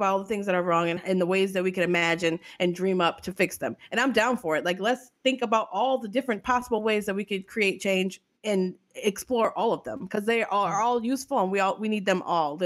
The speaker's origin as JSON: {"language": "English", "town": "New Orleans", "region": "Louisiana", "country": "United States", "said": "I'm from New Orleans"}